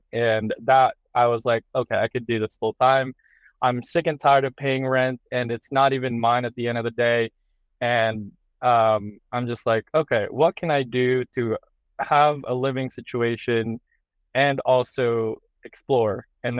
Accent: New Hampshire, United States; also born or lived in Boston, United States; When I used to live in the East Coast, you're kind of stuck in like the city life, right? Like I grew up in Boston, or I grew up in New Hampshire.

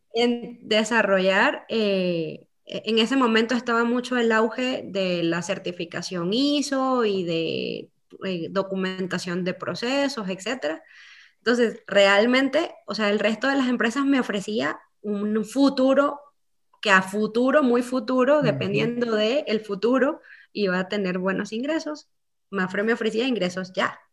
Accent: Venezuela; moved away as an adult; also born or lived in Antigua Guatemala, Guatemala; now in Guatemala; soy venezolana, con mucho amor hacia mi país. Llegué a Guatemala en el dos mil trece

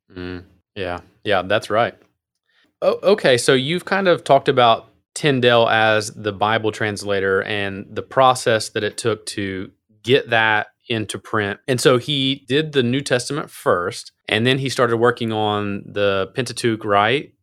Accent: Appalachia, United States; I'm from Appalachia, so I have my own kind of English

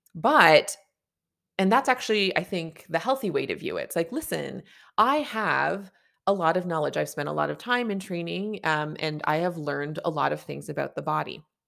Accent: Canada; I'm a Canadian family physician

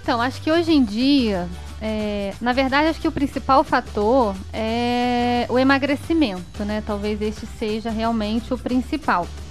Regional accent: Petrópolis, Rio de Janeiro, Brazil; also born or lived in Areal; eu sou de Petrópolis, né? Sim. É, e passei boa parte da minha vida em, morando em Taipava. A minha infância

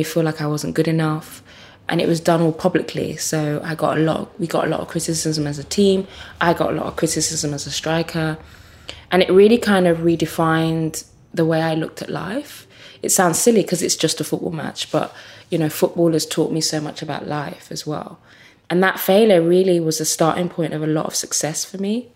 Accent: Birmingham, West Midlands, United Kingdom; also born or lived in Nigeria; I'm from quite humble beginnings and certainly growing up in Birmingham

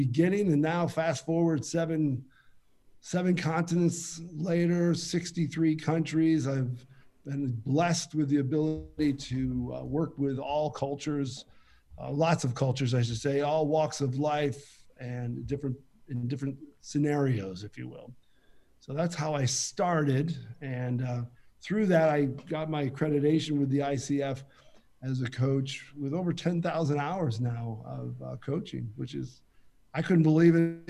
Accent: Western New York, United States; moved away as an adult; now in Middle East; I grew up in Western New York in a railroad town

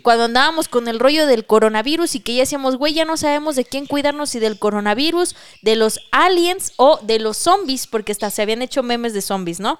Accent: Mexico

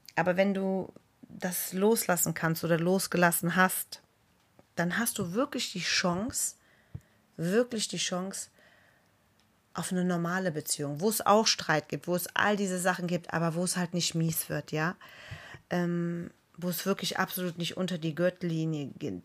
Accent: Germany; bei uns in Deutschland

